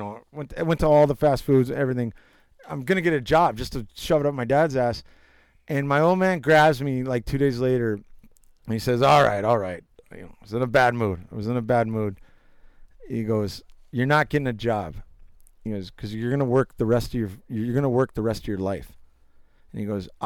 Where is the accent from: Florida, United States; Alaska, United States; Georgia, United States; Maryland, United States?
Alaska, United States; growing up in Alaska